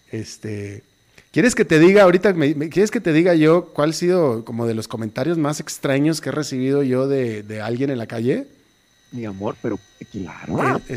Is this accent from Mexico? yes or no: yes; Mexico; Me voy para México, es mi, peregrinación anual a, mi terruño.